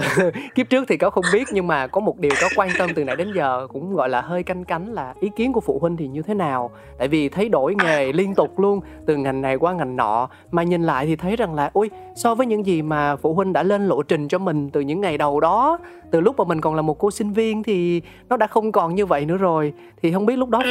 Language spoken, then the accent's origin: Vietnamese; Ho Chi Minh City, Vietnam; tôi sinh ra và lớn lên tại thành phố Hồ Chí Minh